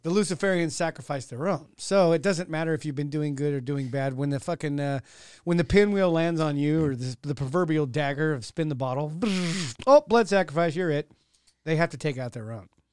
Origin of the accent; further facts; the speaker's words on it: Modesto, California, United States; I was born in Modesto